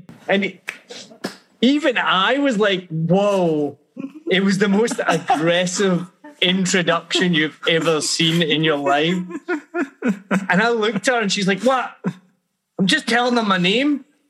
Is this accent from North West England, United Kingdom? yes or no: no; Glasgow, Scotland, United Kingdom; moved away as an adult; also born or lived in America; now in Ho Chi Minh City, Vietnam; I was a proud Glaswegian.